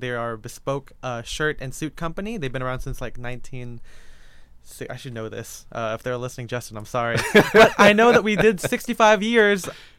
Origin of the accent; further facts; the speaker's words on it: Philippines; Being a Filipino person, even my Chinese side of my family was born in the Philippines. So I consider myself culturally Filipino.